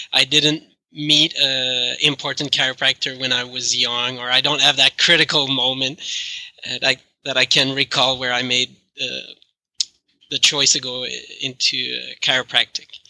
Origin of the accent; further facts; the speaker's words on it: Canada; accent: French Canadian; English is a second language; my French Canadian accent.